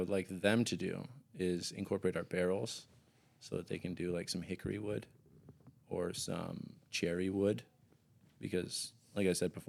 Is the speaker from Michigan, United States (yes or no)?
yes; Metamora, Michigan, United States; And I'm from Metamora.